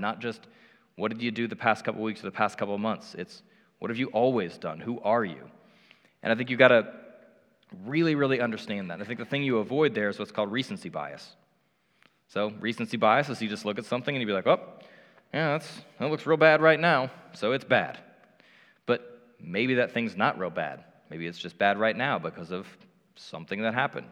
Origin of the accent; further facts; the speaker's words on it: Indianapolis, Indiana, United States; moved away as an adult; now in Cincinnati, United States; I grew up in Indianapolis